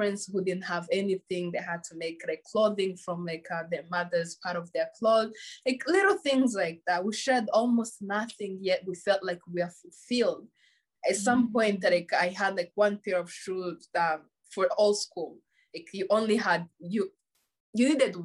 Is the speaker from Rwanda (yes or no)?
yes; Rwanda; first language Kinyarwanda; English is a second language; moved away; growing up in Rwanda, like in the village, was the most beautiful thing. Like I was raised by my grandparents